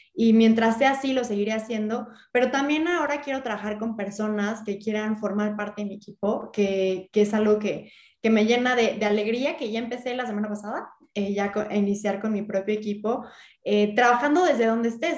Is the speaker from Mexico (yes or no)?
yes; Mexico; como mexicanos, como ciudadanos